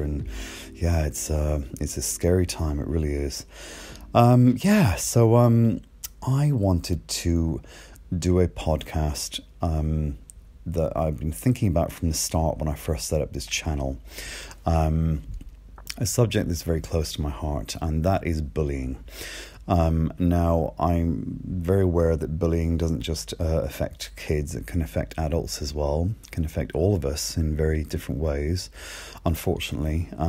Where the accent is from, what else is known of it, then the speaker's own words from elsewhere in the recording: Ireland; accent: a bit mixed; you might be able to tell from my accent, which is a bit mixed, but I grew up in Ireland. I grew up in a tiny little seaside village.